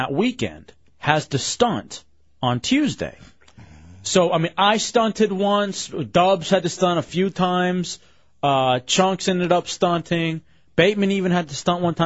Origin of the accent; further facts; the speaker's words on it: Texas, United States; moved away; also born or lived in Michigan / Washington, D.C.; I grew up in Texas